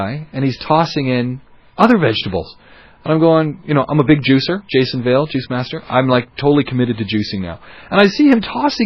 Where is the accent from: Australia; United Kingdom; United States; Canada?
Canada; moved away as an adult; now in United Arab Emirates; I come from Canada